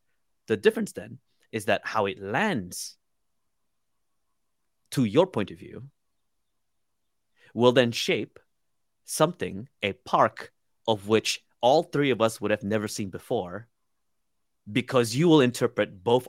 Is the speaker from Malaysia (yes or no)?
yes; Sarawak, Malaysia; first language Iban; English is a second language; English mainly. My indigenous language. So I come from the Iban tribe from the island of Borneo. So it's called the language as well. It's called Iban, and Japanese.